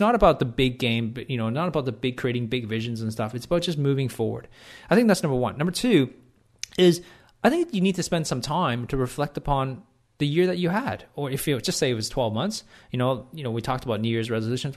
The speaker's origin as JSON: {"language": "English", "country": "Canada", "tie": "born or raised there", "moved": "as an adult", "lives_now": "Australia", "said": "I live in Canada. When I, when I was born in Canada"}